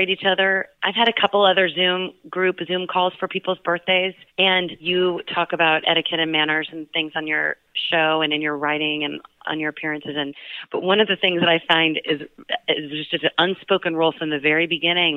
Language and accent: English; Dallas, Texas, United States; moved away; I grew up with in Dallas, and some of whom I've known since birth